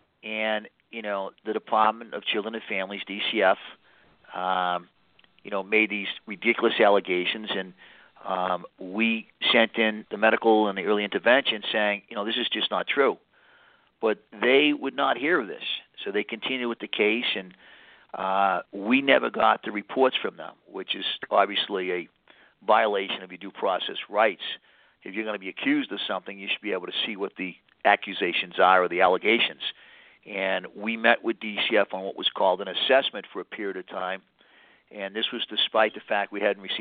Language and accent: English; Boston, Massachusetts, United States; I'm an Irish Catholic from Boston.